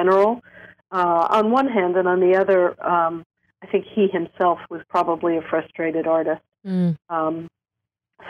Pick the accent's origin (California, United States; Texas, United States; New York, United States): New York, United States; New York City; I grew up in Coney Island, actually, New York